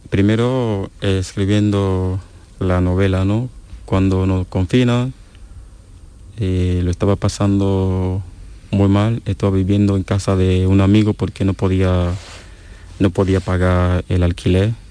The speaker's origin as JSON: {"language": "Spanish", "country": "Cameroon", "second_language": "Spanish", "said": "me viene la historia, eh, una historia que, ha ocurrido en mi país, una historia muy famosa que conoce casi todo lo que vive en la ciudad de Duala."}